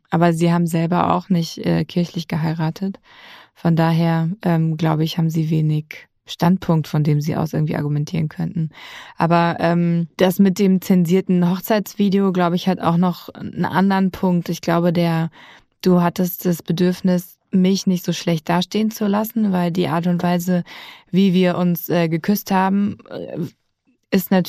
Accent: Hesse, Germany; Ich bin aufgewachsen im Odenwald und meine Familie hat die Wurzeln im Schwarzwald. Deswegen habe ich große emotionale Verbindung zum Schwarzwald, aber ich bin in Hessen groß geworden

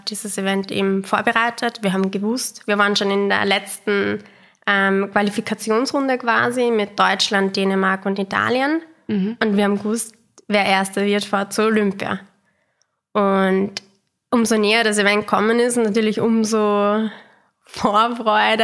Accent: Austria; wir sind halt aus Österreich

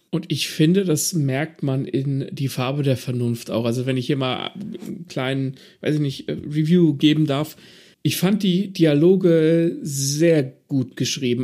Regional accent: Southern Germany, Germany; als Süddeutscher

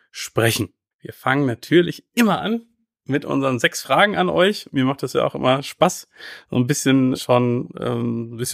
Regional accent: North Rhine-Westphalia, Germany; geboren und aufgewachsen bin ich in Otto im Kreis Herford. Da lag heute bestimmt auch ordentlich Schnee.

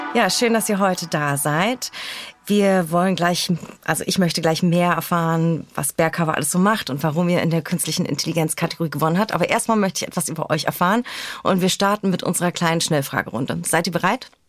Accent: Berlin, Germany; born or raised there

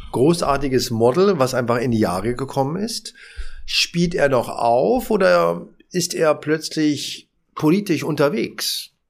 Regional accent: Berlin, Germany; ich bin Berliner, habe in der Berliner Auswahl gespielt, habe in der dritten Liga gespielt

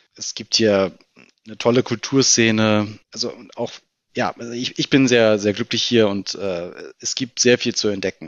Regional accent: Berlin, Germany; ich bin Berliner, bin im äh, Südwesten Berlins aufgewachsen, in Steglitz-Lichterfelde

